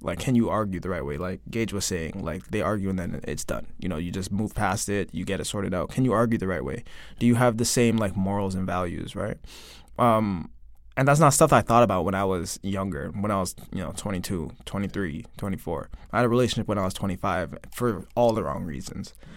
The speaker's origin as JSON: {"language": "English", "town": "Toronto", "region": "Ontario", "country": "Canada", "moved": "as an adult", "lives_now": "South Korea", "said": "I'm from Toronto"}